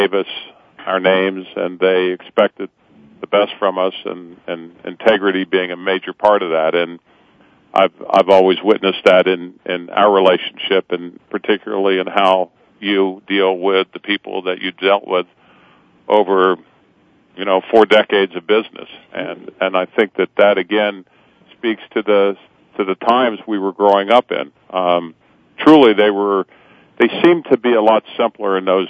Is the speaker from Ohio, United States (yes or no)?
yes; Cincinnati, Ohio, United States; growing up in North Avondale in a great community in Cincinnati, Ohio